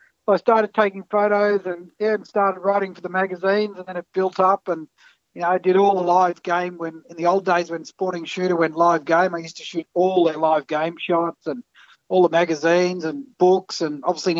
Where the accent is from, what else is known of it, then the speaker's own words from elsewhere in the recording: Port Phillip Bay, Victoria, Australia; we grew up down on Port Phillip Bay there